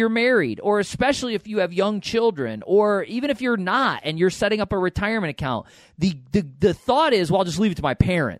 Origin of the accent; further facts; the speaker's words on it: upstate New York, United States; I'm from upstate